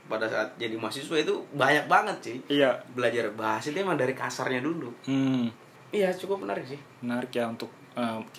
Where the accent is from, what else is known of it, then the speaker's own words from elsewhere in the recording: Kalimantan, Indonesia; jadi karena aku dari Kalimantan nih.